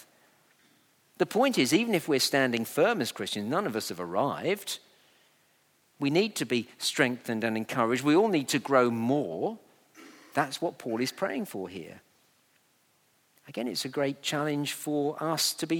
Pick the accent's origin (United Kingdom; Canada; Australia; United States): United Kingdom; we're very British